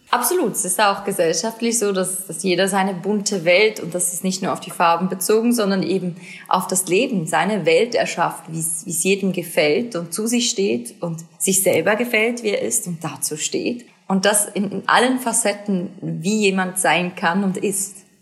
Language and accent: German; Switzerland; Mini Schweiz, Mini Heimat